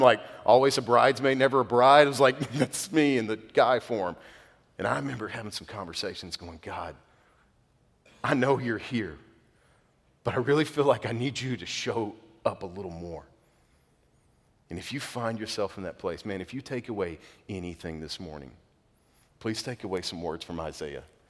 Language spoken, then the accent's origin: English; East Texas, United States; now in West Texas, United States; I grew up in East Texas